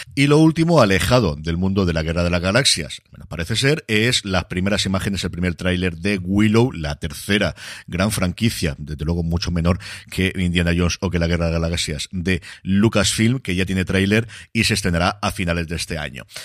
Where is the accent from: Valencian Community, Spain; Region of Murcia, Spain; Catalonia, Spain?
Valencian Community, Spain; Elche; me tengo que quedar por aquí mi tierra